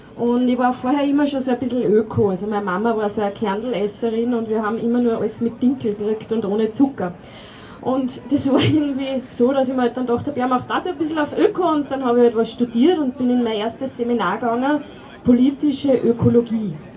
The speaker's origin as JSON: {"language": "German", "region": "Upper Austria", "country": "Austria", "tie": "born or raised there", "moved": "yes", "lives_now": "Weinviertel, Austria", "said": "Ich bin sogar in Oberösterreich geboren"}